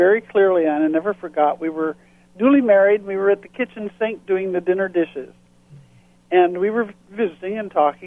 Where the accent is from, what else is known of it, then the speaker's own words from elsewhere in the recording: Battle Creek, Michigan, United States; moved away as an adult; now in Fort Lauderdale, United States; Well, I grew up in Michigan, in the southern part, in Battle Creek